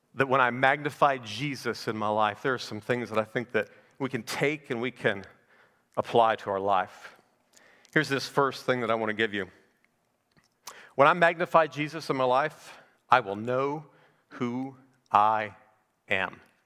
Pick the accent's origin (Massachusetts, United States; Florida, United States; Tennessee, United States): Florida, United States; Naples; I'm from Naples, Florida